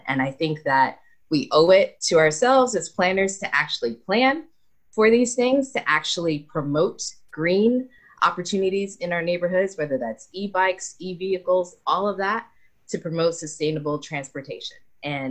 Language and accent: English; New York, United States; moved away as an adult; also born or lived in Los Angeles, United States / Boston, United States; now in New Zealand; I grew up in New York